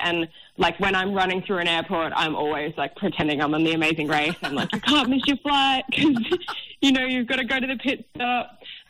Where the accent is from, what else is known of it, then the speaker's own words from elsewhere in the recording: Miami, Queensland, Australia; also born or lived in Newcastle; And I'm from Miami on the Gold Coast, but I went to school in Newcastle.